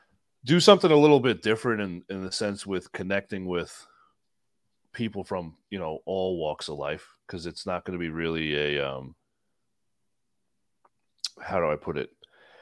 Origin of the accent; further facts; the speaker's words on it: New York, United States; Growing up on Long Island, you lived it one way or another.